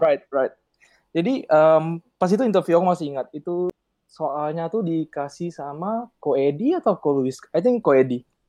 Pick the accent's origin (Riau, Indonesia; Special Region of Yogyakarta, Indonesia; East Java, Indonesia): Riau, Indonesia; Pekanbaru; moved away; aku dari Pekanbaru